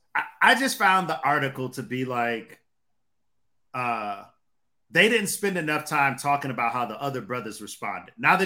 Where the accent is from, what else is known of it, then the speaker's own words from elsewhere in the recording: Detroit, Michigan, United States; Y'all ain't grow up the life that I grew up in Detroit.